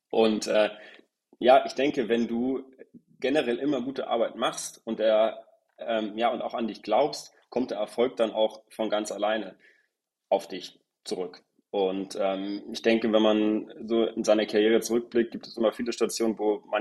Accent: Husum, Schleswig-Holstein, Germany; now in Hamburg, Germany; Ich komme gebürtig aus Husum. wohne tue ich inzwischen in Hamburg. Okay. Äh, ja, einfach so verankert mit meiner Heimatstadt. Nee, sei es drum. Ähm, ich genau, bin in Husum geboren. Ich wohne in Hamburg.

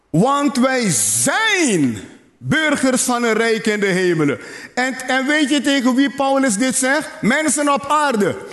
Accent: Netherlands; Zie je, ik ben een Nederlander. Ik word geen Nederlander. Ik ben een Nederlander.

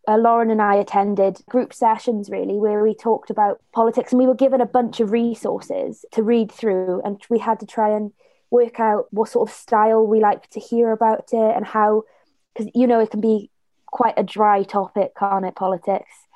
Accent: Blackwood, Wales, United Kingdom; I'm from the Valleys and from Blackwood

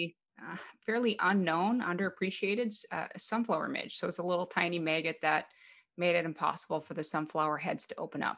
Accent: Western North Dakota, United States; moved away as an adult; also born or lived in Fargo, North Dakota; I'm from a very small town in Western North Dakota, and I didn't grow up on a farm, but it was very rural type community.

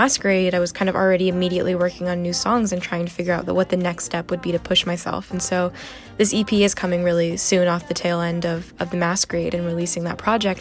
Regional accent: United States; being Chinese American

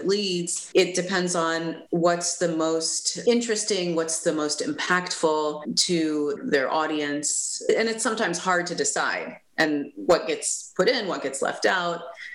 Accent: United States; also born or lived in Washington, D.C. area; We as the American people

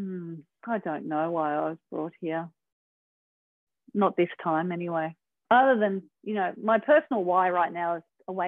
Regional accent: Manly, New South Wales, Australia; growing up in Manly

